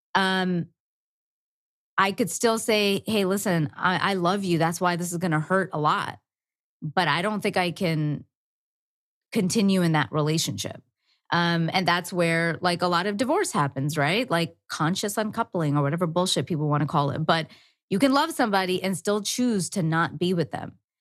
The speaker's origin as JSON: {"language": "English", "country": "India", "said": "I'm Indian"}